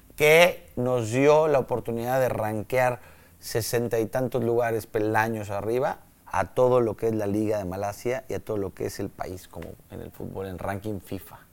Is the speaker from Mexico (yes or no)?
yes; Mexico; moved away as an adult; also born or lived in Malaysia; tenemos nosotros como latinos, como mexicanos